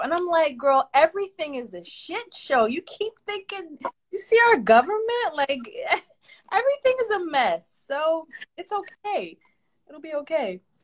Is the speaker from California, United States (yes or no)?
no; Philadelphia, Pennsylvania, United States; I wasn't born in Philly, but pretty much raised since, since like kindergarten. I've been in Philly